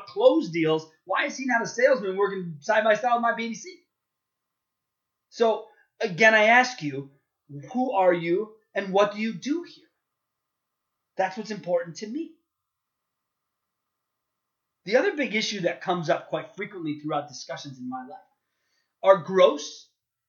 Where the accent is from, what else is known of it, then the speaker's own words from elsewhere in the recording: Chicago, Illinois, United States; I'm a Chicagoan